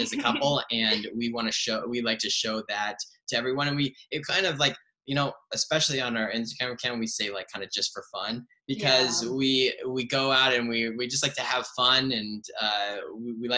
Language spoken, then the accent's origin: English; Seattle, Washington, United States; moved away as an adult; now in Los Angeles, United States; I'm from Seattle originally. Grew up in Seattle